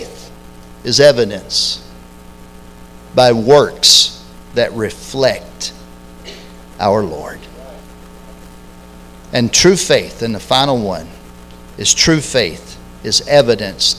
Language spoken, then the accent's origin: English; Lexington, United States; I grew up in Lexington